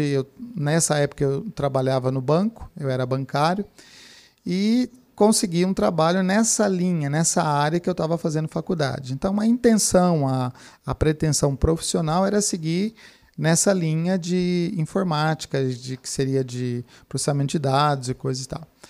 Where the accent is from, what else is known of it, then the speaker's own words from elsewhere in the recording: Franca, São Paulo, Brazil; also born or lived in Piracicaba; eu sou natural de Franca, ah. Cidade de Franca, cidade do calçado